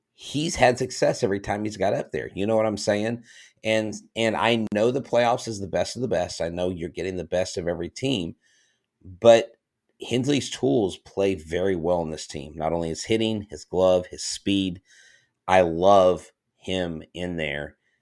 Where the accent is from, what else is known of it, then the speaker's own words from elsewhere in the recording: Florida, United States; moved away; Florida, all of Florida. That's my home state